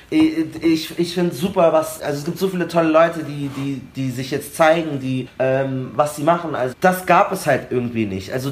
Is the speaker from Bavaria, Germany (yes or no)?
yes; Munich, Bavaria, Germany; wir haben den Eisbach bei uns in München und dann sind die oft irgendwie nach der Schule da hingegangen und haben da irgendwie gechillt oder so.